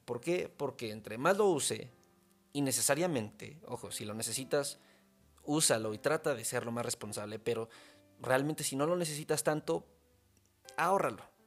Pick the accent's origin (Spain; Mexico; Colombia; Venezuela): Mexico; soy mexicano